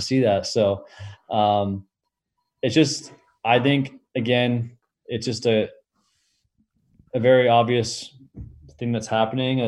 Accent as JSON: {"language": "English", "country": "Canada"}